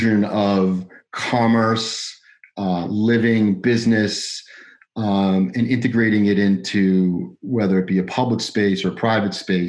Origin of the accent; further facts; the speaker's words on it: Woburn, Massachusetts, United States; moved away as an adult; now in West Palm Beach, United States; born and raised in Woburn, Massachusetts